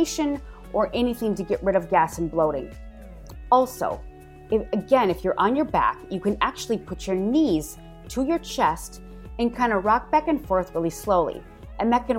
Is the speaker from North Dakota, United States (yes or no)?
no; Wisconsin, United States; moved away; I am originally from Wisconsin